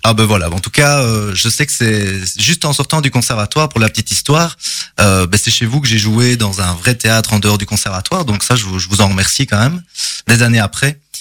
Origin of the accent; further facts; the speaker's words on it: Charleroi, Wallonia, Belgium; also born or lived in Courcelles; je suis originaire ici de la région de Charleroi. Euh, J'ai grandi à Lodelinsart